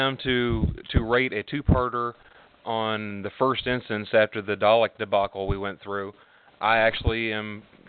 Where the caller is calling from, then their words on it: McKinney, Texas, United States; McKinney, Texas.